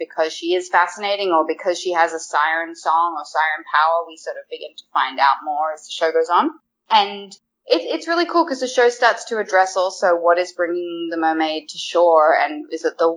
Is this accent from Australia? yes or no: yes; Australia; now in Vancouver, Canada; I'm Australian